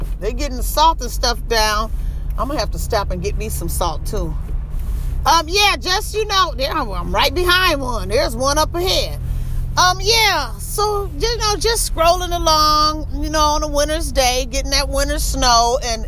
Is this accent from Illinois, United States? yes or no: yes; Illinois, United States; moved away; I come from Illinois